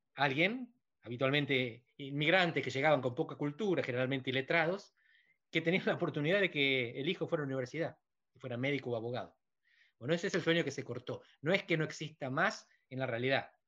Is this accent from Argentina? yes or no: yes; Argentina; estoy feliz siendo argentino